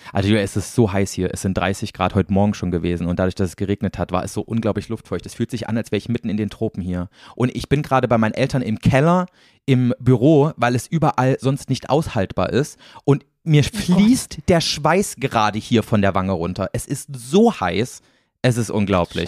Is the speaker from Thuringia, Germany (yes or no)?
yes; Thuringia, Germany; moved away; hier quasi in meiner Heimat in Thüringen